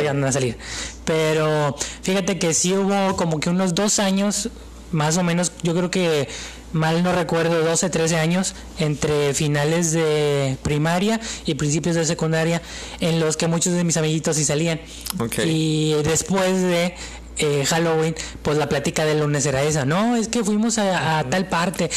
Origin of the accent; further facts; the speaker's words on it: Mexico; como buen mexicano, güey, y de una familia tradicional, católico.